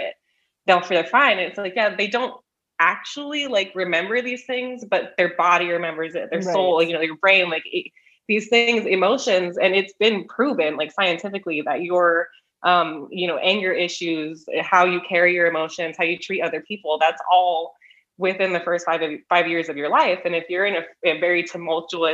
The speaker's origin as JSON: {"language": "English", "region": "Southern California", "country": "United States", "said": "Being from Southern California"}